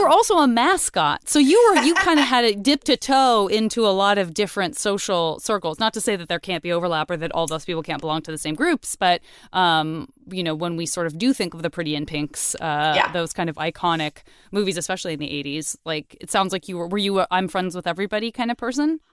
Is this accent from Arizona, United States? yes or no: yes; Tucson, Arizona, United States; moved away as an adult; also born or lived in San Francisco; I'm from Tucson, Arizona